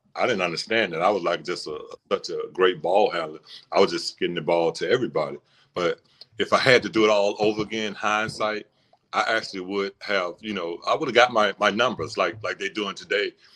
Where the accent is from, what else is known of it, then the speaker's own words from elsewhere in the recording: Birmingham, Alabama, United States; I'm from Birmingham, of course, uh, you know that, but uh, I grew up, uh, my address was 1319 17th Street North